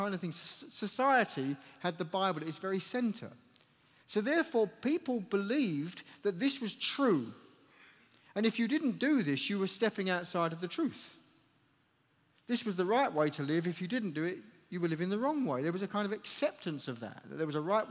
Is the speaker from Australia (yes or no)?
no; United Kingdom; also born or lived in Chelmsford, England; So I come from the United Kingdom. I live just to the east of London in a city called, well, just close to a city called Chelmsford in England